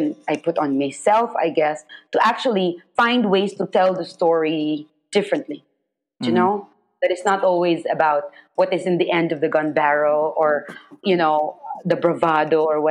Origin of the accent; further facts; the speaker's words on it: Philippines; I'm Filipino and I tell the stories of my own country, of my own people